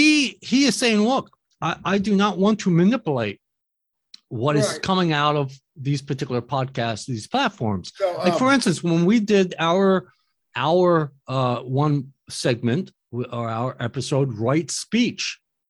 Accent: United States; as an American.

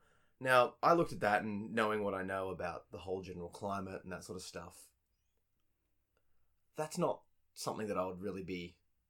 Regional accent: Australia; me being born and bred in Australia, Western, very liberal

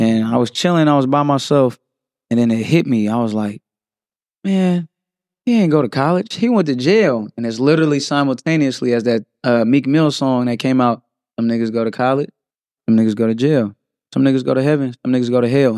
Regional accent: San Francisco, California, United States; Born and raised in San Francisco, California.

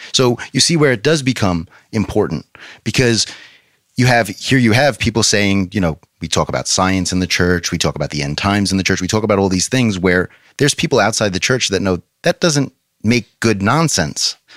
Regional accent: New York, United States; now in Fort Myers, United States; in New York where I'm from

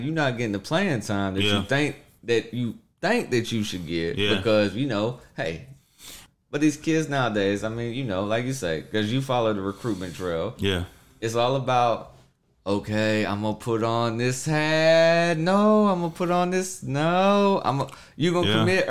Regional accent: Texas, United States; I'm from Texas.

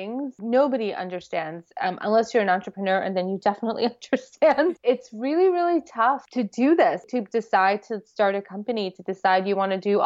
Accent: New York City, New York, United States; I grew up here

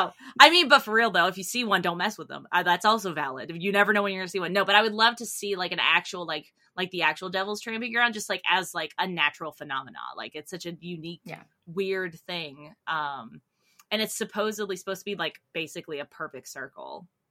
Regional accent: North Carolina, United States; growing up in North Carolina

